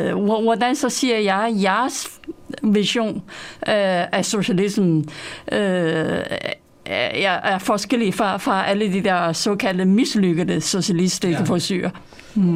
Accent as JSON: {"language": "Danish", "country": "China", "moved": "yes", "lives_now": "Denmark", "said": "jeg kommer selv fra Kina"}